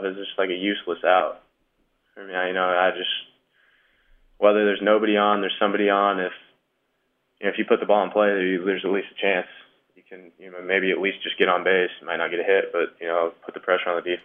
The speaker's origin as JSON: {"language": "English", "town": "Omaha", "region": "Nebraska", "country": "United States", "tie": "born or raised there", "said": "Ever since I could remember growing up in Omaha, was at College World Series games"}